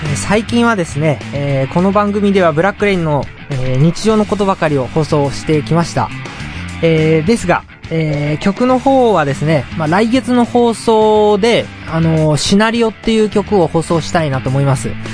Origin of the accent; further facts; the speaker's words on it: Tochigi, Japan; 地元の栃木で、えー、ゆっくりしてました